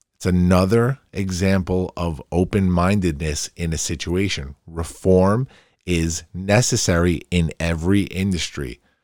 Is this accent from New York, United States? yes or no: yes; Farmingdale, New York, United States; also born or lived in Queens, New York; growing up in Queens as a, as a really young kid and then moving to Farmingdale, my hometown, and living in that part of town